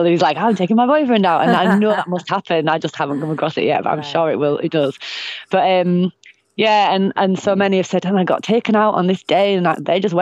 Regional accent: Bradford, Yorkshire and the Humber, United Kingdom; now in Northumberland, United Kingdom; I'm from Bradford

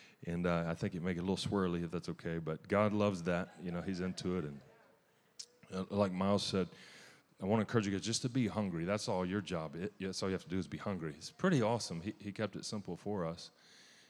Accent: Louisiana, United States; I'm from Louisiana

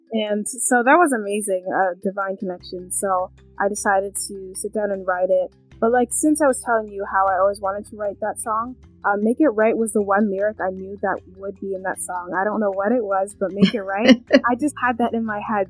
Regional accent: Canada; also born or lived in London, England; I was born um, in England, London, England, but I am from Canada. I moved to Canada when I was two

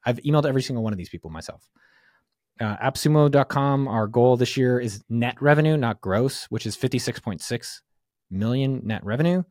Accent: San Francisco Bay Area, California, United States; I'm from the Bay

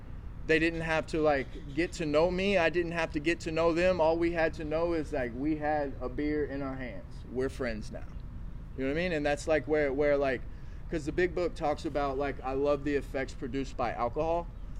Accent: the Bible Belt, United States; So like growing up in the Bible Belt era, like I was saying, like drinking and drugging, like it really wasn't a thing, right?

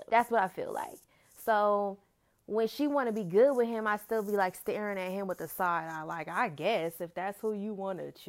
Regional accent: Oakland, California, United States; I'm from Oakland

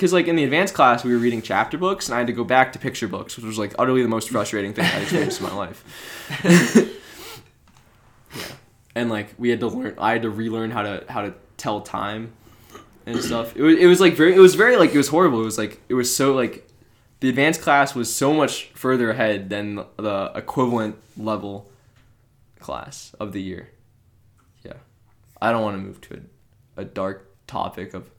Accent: Cleveland Heights, Ohio, United States; we're both from Cleveland Heights

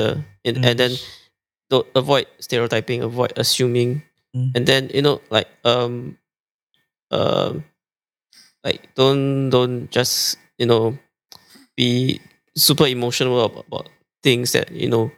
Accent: Singapore

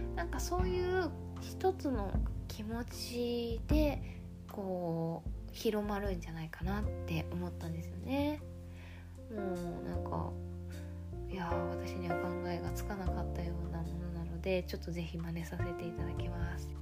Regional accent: Japan; 日本人の私たちグループ

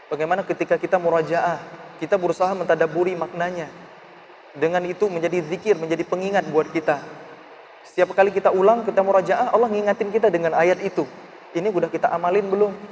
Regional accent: Aceh, Indonesia; born there; saya ditawarin untuk tinggal di sebuah rumah tafiz yang itu dirintis oleh pemerintah daerah di Aceh, di kota kelahiran saya.

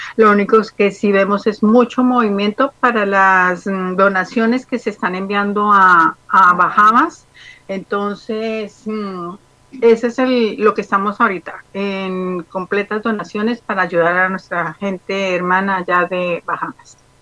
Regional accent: Colombia; moved away; mi país es hermoso

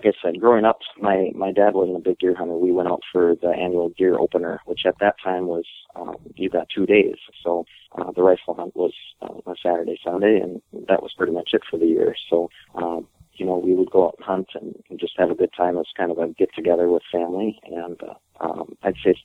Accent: Fergus Falls, Minnesota, United States; my hometown is Fergus Falls, Minnesota. I was born and raised there

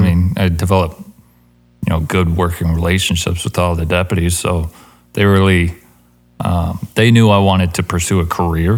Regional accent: Yucca Valley, California, United States; now in Idaho, United States; I grew up in Yucca Valley, California, next to Joshua Tree

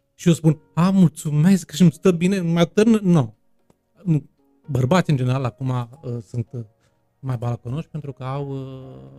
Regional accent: Bacău, Bacău County, Romania; accent: Moldavian; also born or lived in Bucharest, Romania; now in Târgu Mureș, Romania; Bacăul mi se pare, orașul meu natal, mi se pare străin

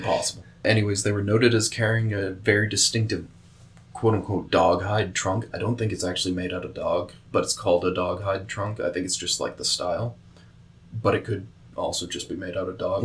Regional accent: Kansas, United States; it's from my home state

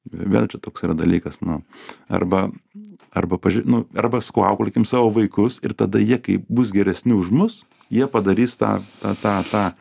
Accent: Šiauliai, Šiauliai County, Lithuania; now in Vilnius, Lithuania; aš šiaulietis aš šiaulietis vilniuj kaip tas

